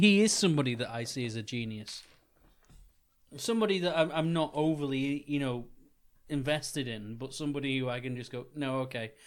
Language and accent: English; Wigan, North West England, United Kingdom; the town that myself and Johnny grew up in, in, in Wigan